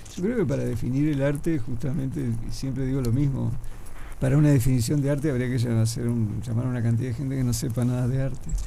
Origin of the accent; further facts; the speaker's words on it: Trinidad, Flores, Uruguay; moved away as an adult; now in Montevideo, Uruguay; yo dibujo en vivo hace mucho tiempo, te diría que desde mi adolescencia en Trinidad